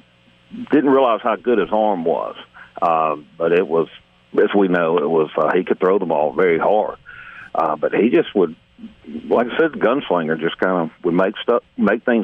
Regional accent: near Tuscaloosa, Alabama, United States; I grew up near Tuscaloosa

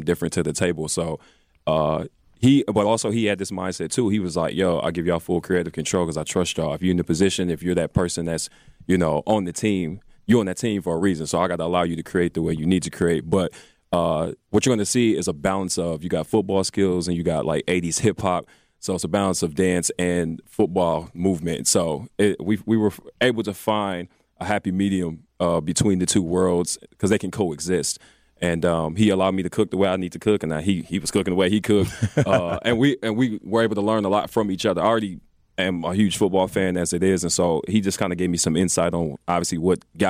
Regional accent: Milwaukee, Wisconsin, United States; we're all from Milwaukee

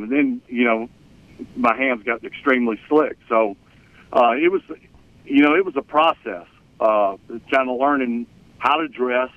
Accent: Mississippi, United States; moved away; growing up in Mississippi

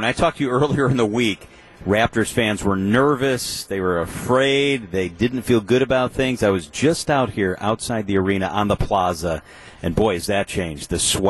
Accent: Milwaukee, Wisconsin, United States; I said, "I'm from Milwaukee."

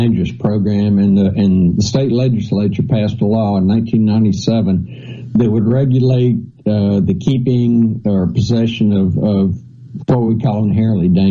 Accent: central Mississippi, United States; also born or lived in Ohio; I moved down here when I was 1 year old. So I'm a Mississippian, born, you know, I mean, not born, but raised here

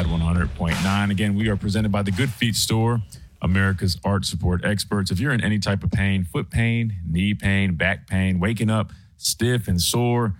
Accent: South Carolina, United States; moved away as an adult; now in Tuscaloosa, United States; I'm from South Carolina, but my family moved here when I was in school here.

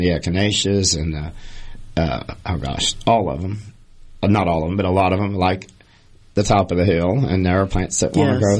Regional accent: Missouri, United States; growing up in Missouri

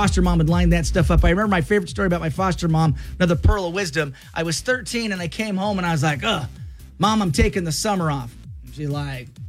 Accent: Clarkston, United States; my hometown is Clarkston

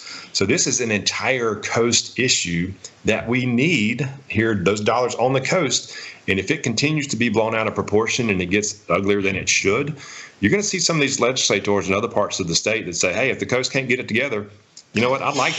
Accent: Jackson County, Mississippi, United States; I'm from Jackson County. This is my home

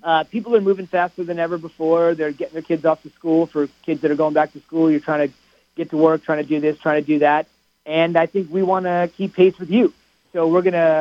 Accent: New Jersey, United States; I grew up in New Jersey, right in the shadow of the country's first sports talk radio station, WFAN.

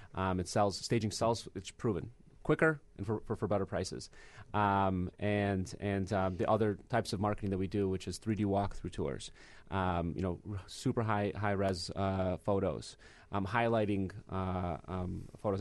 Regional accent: Michigan, United States; born or raised there; moved away as an adult; now in Chicago, United States

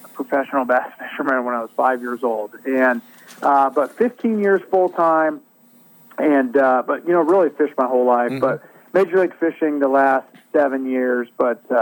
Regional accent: Northern California, United States; I grew up in Northern California

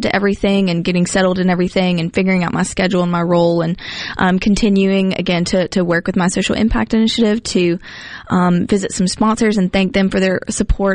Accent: Hattiesburg, Mississippi, United States; I'm from Hattiesburg

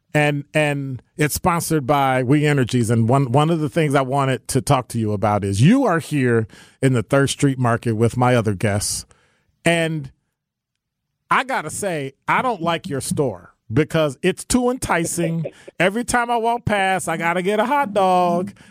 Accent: Chicago, Illinois, United States; moved away; I'm from Chicago

